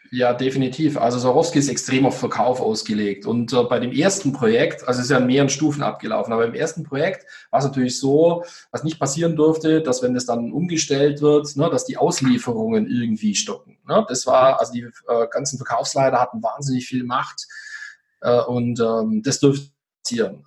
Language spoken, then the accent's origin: German; Swabia, Germany; ich bin ja Schwabe